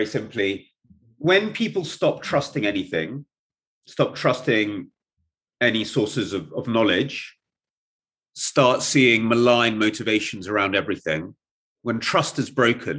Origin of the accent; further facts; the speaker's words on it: England, United Kingdom; first language Russian; also born or lived in Kyiv, Ukraine / Germany / Russia; I grew up entirely in England and a bit in Germany.